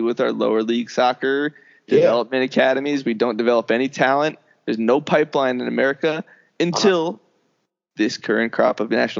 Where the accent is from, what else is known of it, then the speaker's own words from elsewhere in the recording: New Jersey, United States; now in Maryland, United States; So I grew up in Jersey and there was, our high school soccer was very good.